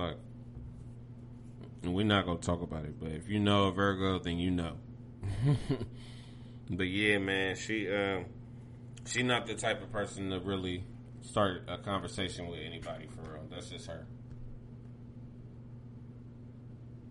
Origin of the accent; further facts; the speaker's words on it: Pickerington, Ohio, United States; I grew up around in Pickerington